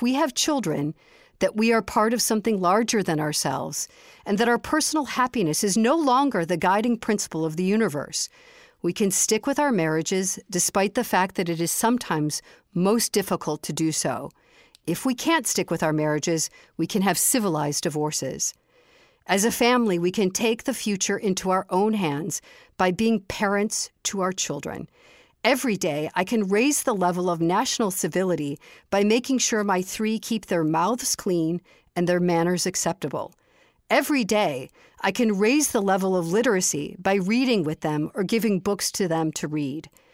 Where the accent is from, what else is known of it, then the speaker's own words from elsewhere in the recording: Chicago, Illinois, United States; I grew up in the city of Chicago